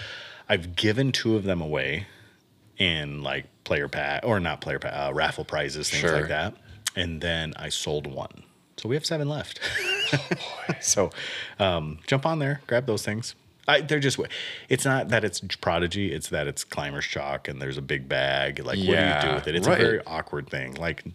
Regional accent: Miami, Florida, United States; So I grew up in Miami. I spent... 3 years, and at the end of our street, right on Bird Road in Miami, we had a churro guy

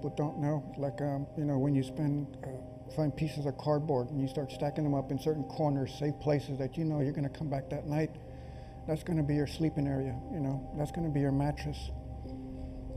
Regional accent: San Benito, Texas, United States; I'm from South Texas, San Benito, Texas

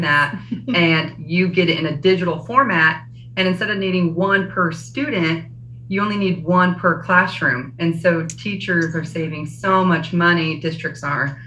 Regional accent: Kansas, United States; we're from Kansas

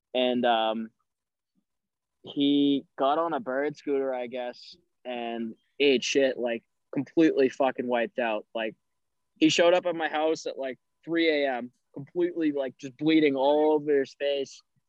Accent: New England, United States; moved away as an adult; now in San Diego, United States; growing up in New England your whole life

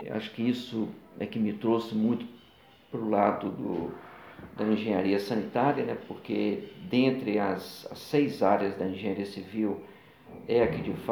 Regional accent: Rio de Janeiro, Brazil; born there; also born or lived in Minas Gerais; Então, eu sou fluminense de nascimento, mas é, me considero muito mais mineiro.

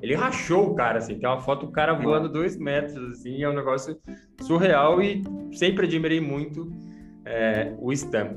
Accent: Guarulhos, São Paulo, Brazil; eu sou de Guarulhos

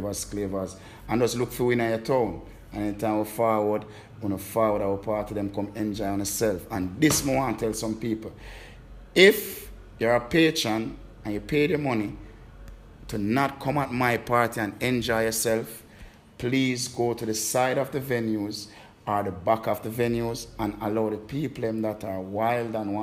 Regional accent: Kingston, Jamaica; born or raised there

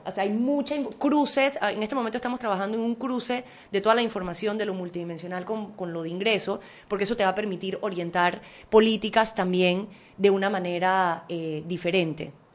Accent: Panama; como panameña

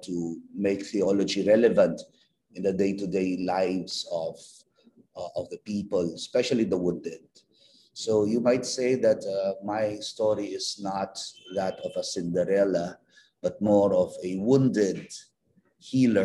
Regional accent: Philippines; as a missionary priest and as a Filipino

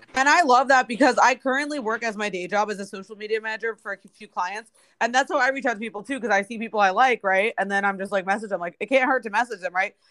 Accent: Bethesda, Maryland, United States; moved away as an adult; now in Los Angeles, United States; I'm originally from uh, Bethesda, Maryland, right next to Washington D.C.

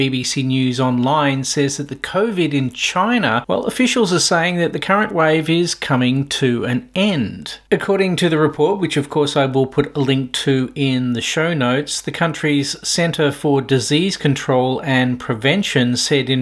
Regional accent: Victoria, Australia; in my home state of Victoria

